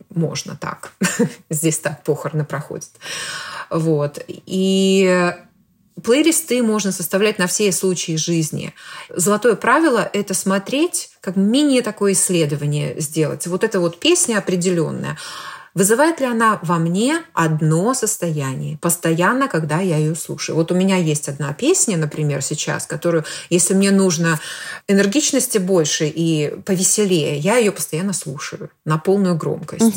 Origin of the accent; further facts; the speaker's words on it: Belarus; moved away as an adult; я родом из Беларуси, и уехала я оттуда больше 20 лет назад